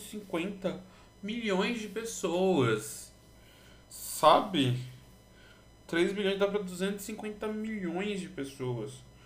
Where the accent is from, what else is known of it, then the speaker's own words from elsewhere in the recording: Brazil; Como brasileiro